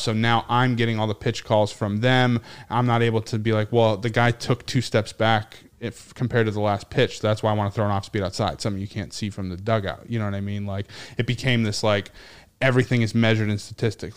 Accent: Nashua, New Hampshire, United States; moved away; my hometown

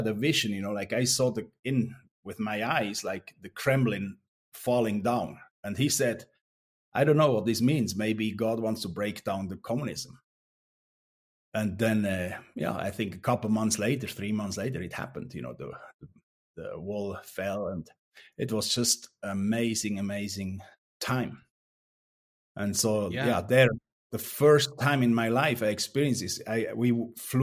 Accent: Langnau, Bern, Switzerland; English is a second language; moved away as an adult; also born or lived in Romania; I was growing up in Langnau, in like 30 kilometers away

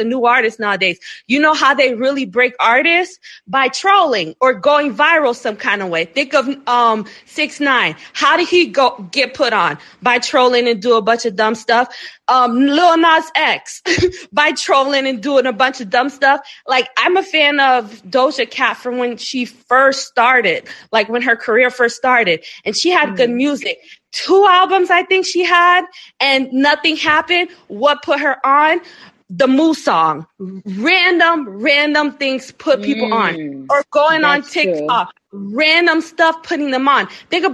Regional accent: South Florida, United States; I'm from South Florida

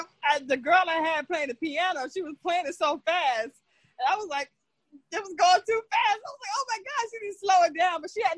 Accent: North Carolina, United States; also born or lived in Newark, New Jersey; now in Elizabeth, United States; I was born in Newark, but I was raised by my great-grandmother in North Carolina.

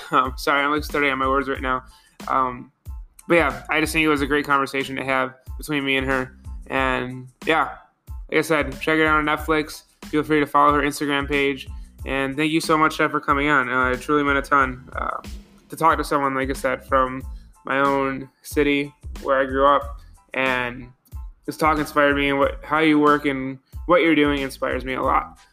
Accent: Buffalo, New York, United States; I'm from Buffalo

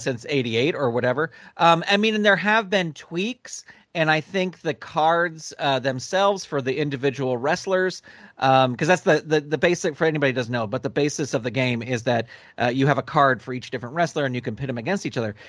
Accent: California, United States; I grew up in California. That's where I currently live

